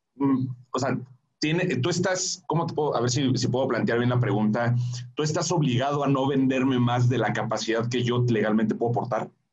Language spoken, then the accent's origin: Spanish; Mexico; nosotros como mexicanos